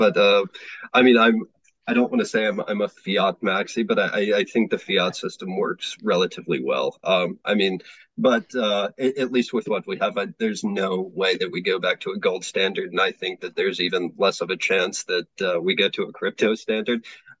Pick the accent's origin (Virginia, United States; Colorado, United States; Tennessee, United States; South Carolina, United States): South Carolina, United States; I know that they were talking about some banks in South Carolina. Obviously, that's my home state.